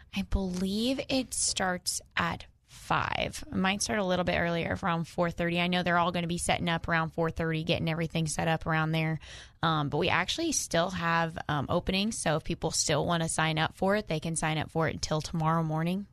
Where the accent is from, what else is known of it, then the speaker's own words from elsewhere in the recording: Central Illinois, United States; now in Arkansas, United States; I'm from Illinois